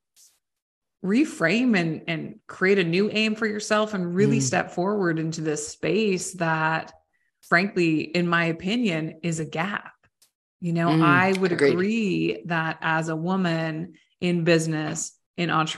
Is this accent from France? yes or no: no; Canada; moved away as an adult; also born or lived in United States; being Canadian